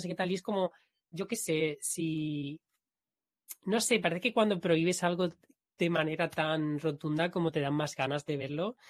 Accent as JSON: {"language": "Spanish", "country": "Spain", "accent": "Spanish accent in English", "said": "yo hablando inglés con un acento español"}